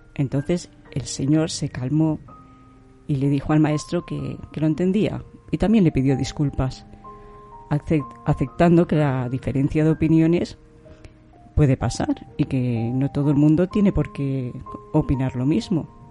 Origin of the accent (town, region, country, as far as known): Granada, Andalusia, Spain; moved away